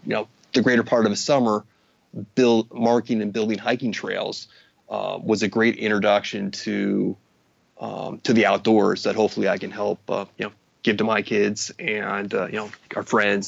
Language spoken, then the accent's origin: English; Midwest, United States; But I think growing up in the Midwest has given me my permanent level of excitement and stoke when it comes to the ocean, the mountains